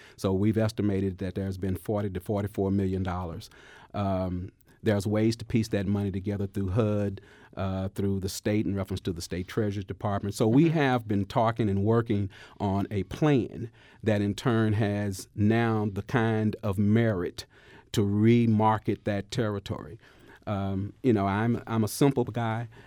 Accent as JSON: {"language": "English", "area": "Dallas Fort Worth area", "region": "Texas", "country": "United States", "moved": "as an adult", "lives_now": "Missouri, United States", "said": "as a 20 year resident now, I'm initially from the Dallas Fort Worth area."}